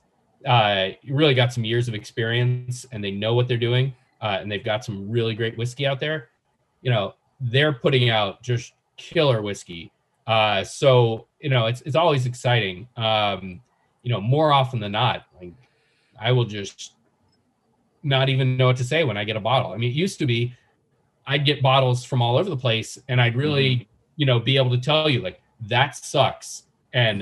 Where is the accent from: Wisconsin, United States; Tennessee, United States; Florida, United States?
Tennessee, United States; Nashville; I grew up in Nashville